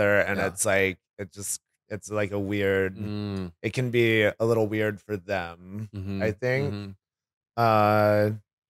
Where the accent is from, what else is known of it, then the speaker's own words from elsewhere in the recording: Kentucky, United States; I'm from Kentucky.